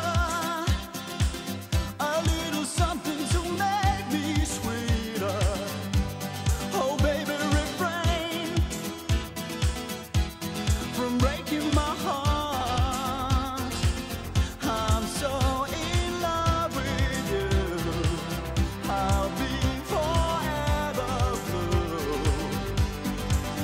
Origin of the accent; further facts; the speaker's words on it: United States; As an American